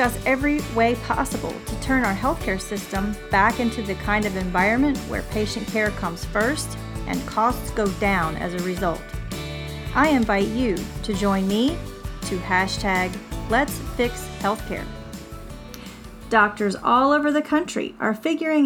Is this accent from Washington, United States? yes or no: no; Morganton, North Carolina, United States; a chiropractic office that operates in my hometown